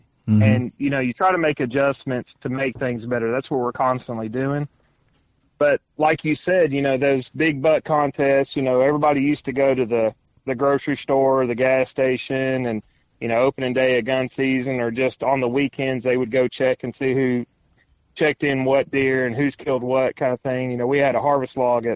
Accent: Tennessee, United States; moved away; I'm from Tennessee originally

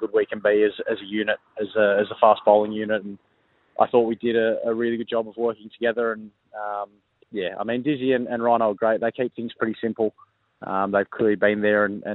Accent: New South Wales, Australia; moved away as an adult; now in South Australia, Australia; New South Wales being my home state

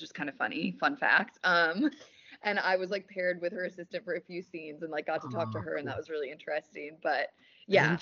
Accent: Wisconsin, United States; now in Los Angeles, United States; I'm from Wisconsin.

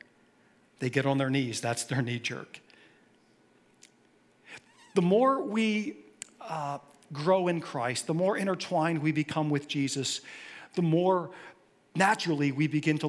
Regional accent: Philadelphia, Pennsylvania, United States; I grew up in Philly, so I bleed green.

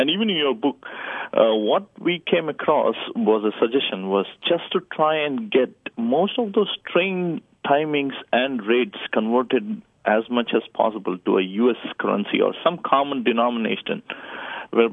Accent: India; English is a second language; That's right, I'm from India.

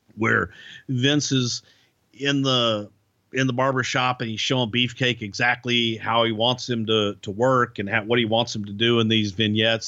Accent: Texas, United States; moved away as an adult; I'm a kid from Texas

